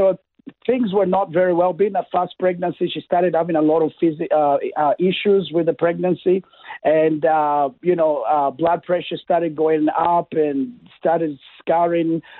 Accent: Kenya; now in Toowoomba, Australia; I was born in Kenya. That's East Africa.

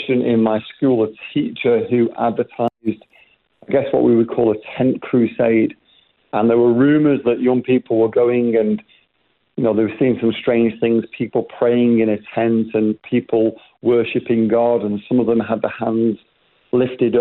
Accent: Manchester, North West England, United Kingdom; I was born in England, raised in Manchester. That's maybe why you can recognise the accents a little bit different

